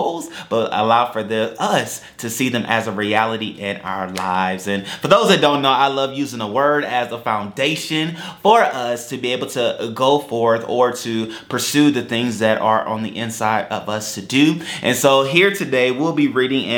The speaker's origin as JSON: {"language": "English", "country": "United States", "said": "as an American"}